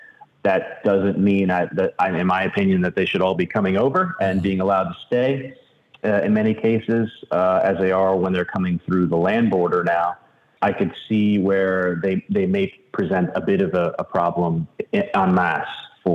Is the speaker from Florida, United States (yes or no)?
yes; Miami, Florida, United States; I'm from Miami, actually. I spent a lot of time there.